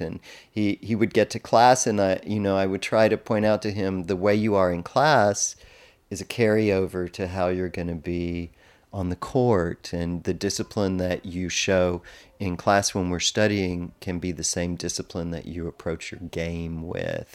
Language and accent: English; Texas, United States; growing up in Texas